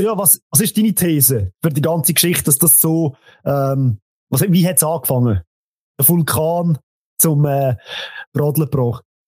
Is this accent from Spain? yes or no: no; Central Switzerland, Switzerland; bei uns in der Zentralschweiz